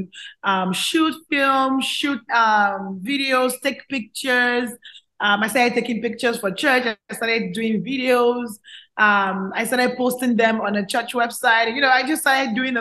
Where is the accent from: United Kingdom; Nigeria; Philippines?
Nigeria; also born or lived in Calgary, Canada; now in Houston, United States; I grew up with a lot of good known actors and actresses that I look up to while I was growing up in Nigeria.